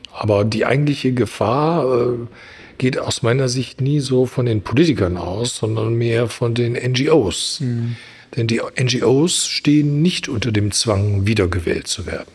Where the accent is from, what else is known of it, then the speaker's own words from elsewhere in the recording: Germany; wir als Deutsche